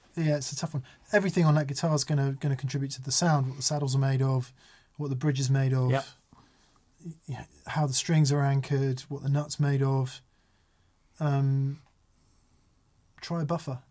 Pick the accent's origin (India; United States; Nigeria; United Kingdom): United Kingdom; Macclesfield, North West England